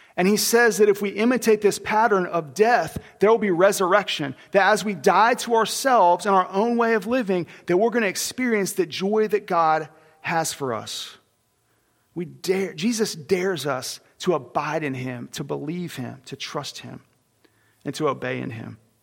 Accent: Oklahoma, United States; I was born in Oklahoma

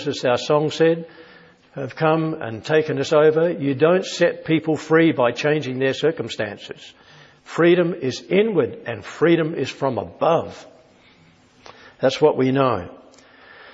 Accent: Australia; being Australian

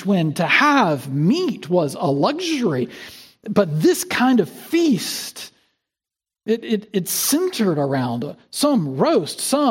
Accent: South Carolina, United States; moved away; In my home state of South Carolina, we've got the Gray Man. There was an old truss bridge between my hometown and the state capital

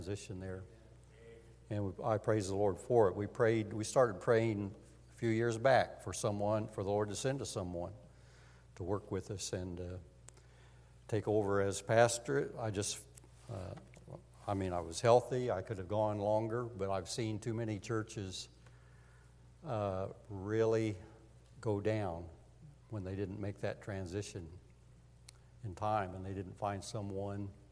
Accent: Montgomery County, Indiana, United States; I grew up in Montgomery County, so I'm a native.

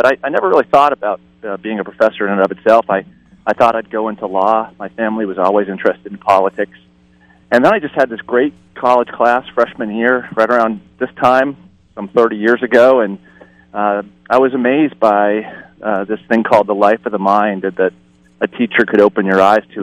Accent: Lake Winnipesaukee, New Hampshire, United States; moved away as an adult; also born or lived in New York City; now in Pasadena, United States; I grew up on Lake Winnipesaukee in New Hampshire

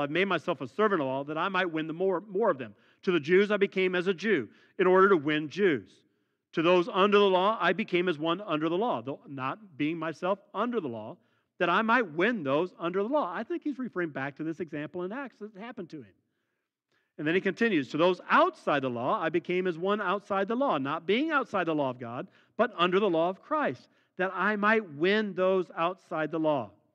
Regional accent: Midwest, United States; those of us born and raised in the Midwest

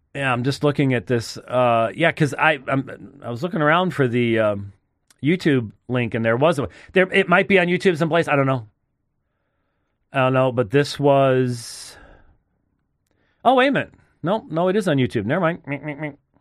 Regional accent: Arizona, United States; I'm from Arizona

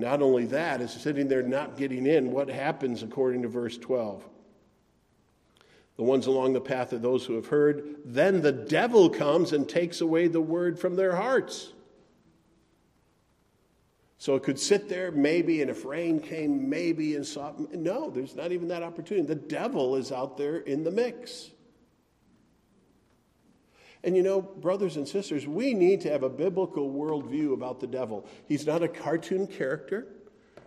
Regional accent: Wisconsin, United States; I grew up in Wisconsin

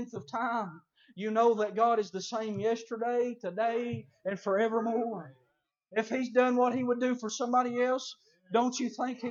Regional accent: Colmont, Tennessee, United States; I grew up in Colmont, Tennessee

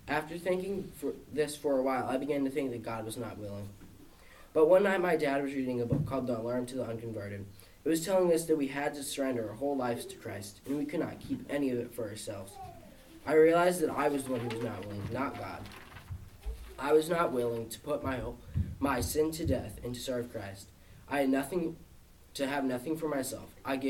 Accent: West Virginia, United States; born there; I was born in West Virginia, and I was abused, so that's why I'm adopted.

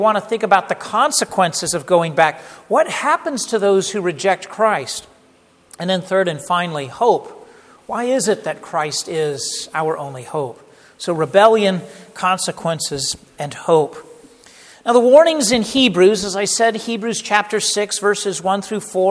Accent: the Bay Area, California, United States; moved away; the home that I grew up in the Bay Area and the West Coast in California

